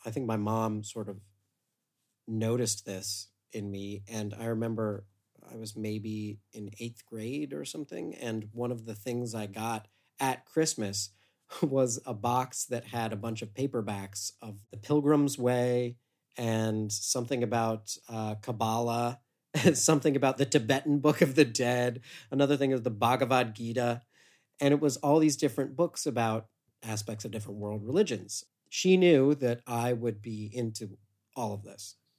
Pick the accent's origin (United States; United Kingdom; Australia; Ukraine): United States; Westerville, Ohio; I grew up in Westerville, Ohio, suburb of Columbus